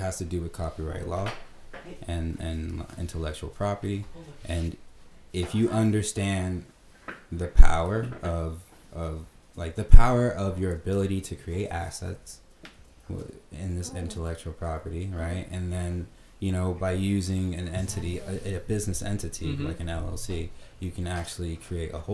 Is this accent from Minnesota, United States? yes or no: no; New York, United States; now in Naples, United States; I'm a transplant. I'm from New York